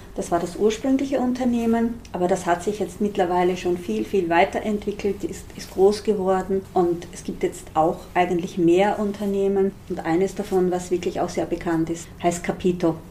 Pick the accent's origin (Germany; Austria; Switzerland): Austria; Styrian border region; Eine kleine, kleinbäuerliche Familie in einer steirischen Grenzregion. Wir waren wirklich so im hintersten Winkel, im hintersten Tal. Und dort, wo ich aufgewachsen bin, da gab es nichts